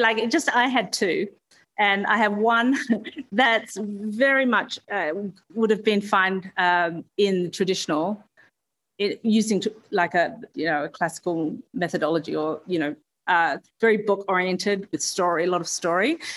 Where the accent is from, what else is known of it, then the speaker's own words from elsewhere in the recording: Perth, Western Australia, Australia; born and raised in Perth